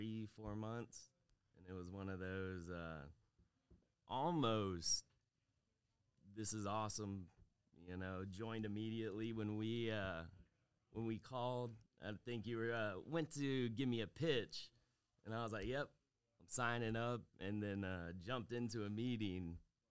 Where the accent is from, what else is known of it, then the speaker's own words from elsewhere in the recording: Florida, United States; moved away as an adult; now in Texas, United States; Flew out to Texas about a year and a half ago. Originally from Florida.